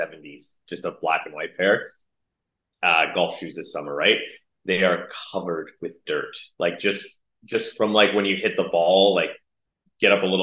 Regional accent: Toronto, Ontario, Canada; I'm from Toronto

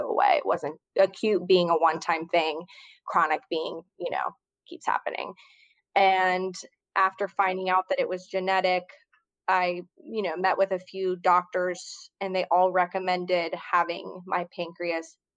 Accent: Cincinnati, Ohio, United States; moved away as an adult; now in New Orleans, United States; I'm originally from Cincinnati, Ohio, but I've lived in New Orleans for about 5 years now

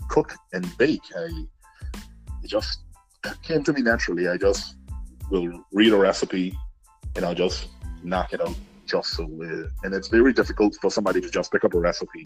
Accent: Turks & Caicos Islands; born and raised in Grantor

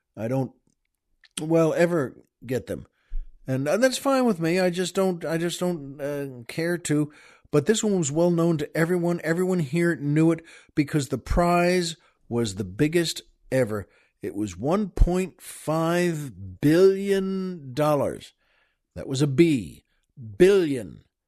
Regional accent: Long Island, New York, United States; now in Southern California, United States; We grew up on Long Island.

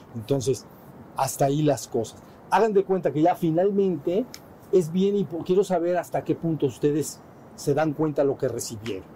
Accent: Mexico; somos mexicanos

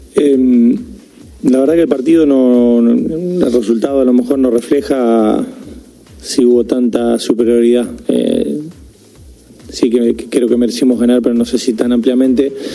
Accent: Argentina; somos argentinos

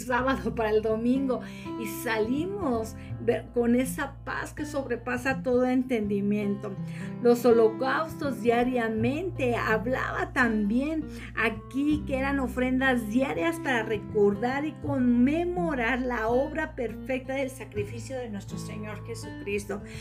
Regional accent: Mexico; como buen, como buen mexicano

